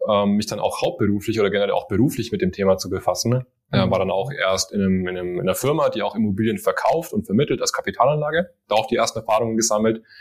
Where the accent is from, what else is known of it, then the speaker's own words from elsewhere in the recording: Swabia, Germany; accent: Swabian; Also ich, ich habe eigentlich auch einen schwäbischen Akzent, aber ich glaube, den hat man nicht mehr so raus.